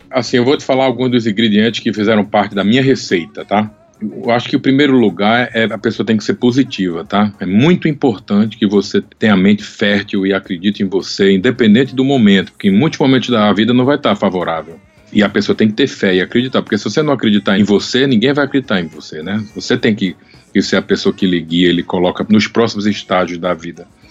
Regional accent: Brazil; now in United States; Do Brasil

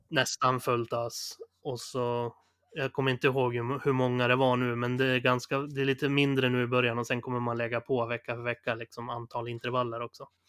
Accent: Sundsvall, Västernorrland County, Sweden; moved away; de rundorna jag är van att gå hemma i Sundsvall

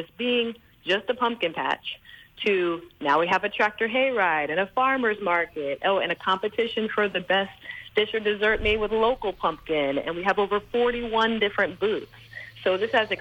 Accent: United States; moved away as an adult; also born or lived in Virgin Islands; now in U.S. Virgin Islands; I grew up in the States and I have young children

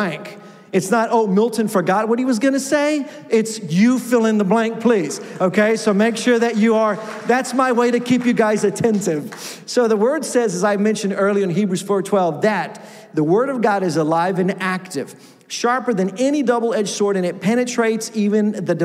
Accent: Mexico; moved away; I grew up in Mexico, and my first position as a pastor was in a Spanish church

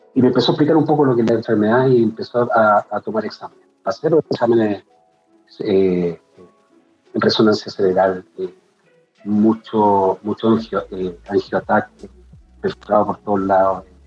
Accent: Santiago, Santiago Metropolitan Region, Chile; de Santiago Ñuñoa, publicista

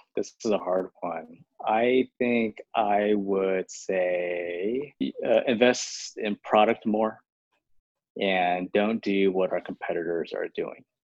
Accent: Houston, Texas, United States; first language Chinese; English is a second language; moved away; also born or lived in Harlem, New York; I'm born in Houston, Texas, and they sent me to ESL because I learned Chinese first at home

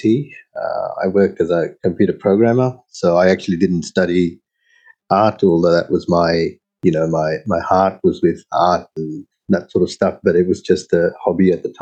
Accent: Sydney, New South Wales, Australia; also born or lived in Sri Lanka; I grew up in Sydney

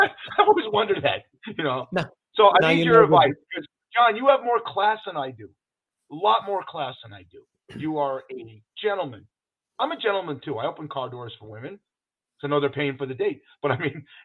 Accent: Los Angeles, California, United States; now in Las Vegas, United States; I grew up in Los Angeles, so the weather was always great

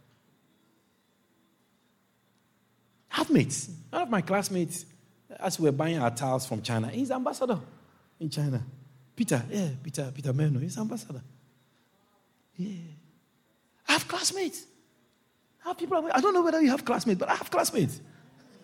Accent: Agogo, Ashanti, Ghana; moved away as an adult; also born or lived in Kumasi, Ghana; I come from Agogo in that Asante Achim. I was raised there, and I was raised in Kumasi also

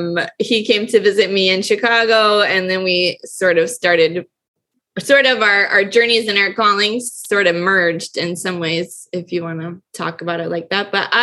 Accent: Quito, Pichincha, Ecuador; Mark grew up in Argentina and I grew up in Quito, Ecuador.

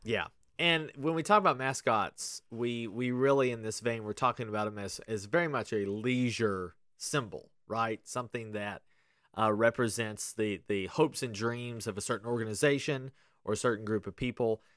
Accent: Kentucky, United States; growing up in Kentucky

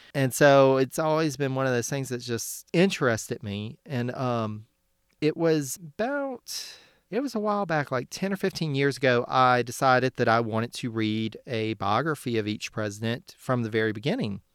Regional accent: near New Orleans, Louisiana, United States; Growing up in Louisiana, you have the French influence and, and especially, um, having grown up pretty close to New Orleans

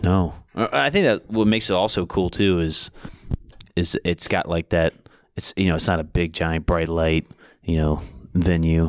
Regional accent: Maryland, United States; moved away as an adult; also born or lived in Iowa; I was born and raised in Maryland

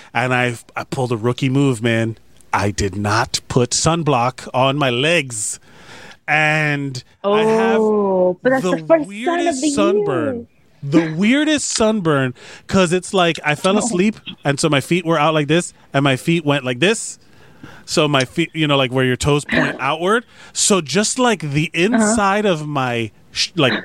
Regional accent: Miami, Florida, United States; I'm born and raised in Miami

